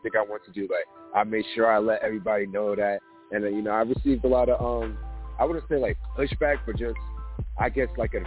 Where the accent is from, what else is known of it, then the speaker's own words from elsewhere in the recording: New York City, New York, United States; I'm from New York City, Queens